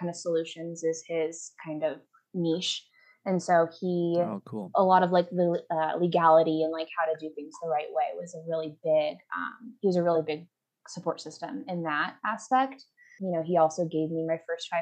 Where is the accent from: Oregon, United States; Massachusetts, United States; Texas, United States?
Oregon, United States; about an hour south of Portland; moved away as an adult; now in Denver, United States; I'm from about an hour south of Portland